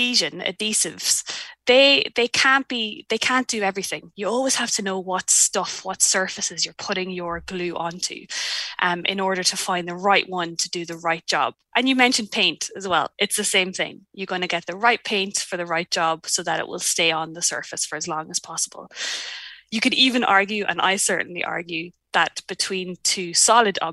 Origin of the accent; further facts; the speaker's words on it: Ireland; moved away as an adult; now in New Zealand; I'm Irish and moved here in 2016